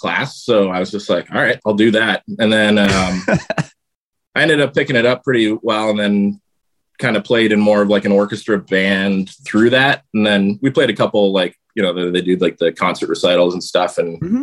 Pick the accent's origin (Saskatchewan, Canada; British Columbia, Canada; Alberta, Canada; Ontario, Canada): Ontario, Canada; Fort Erie; also born or lived in Hamilton, Ontario; I was born in Hamilton, Ontario. And then shortly after, I think maybe like grade one or so, my parents moved to like Ridgeway, Fort Erie, Ontario area, which is about an hour from Hamilton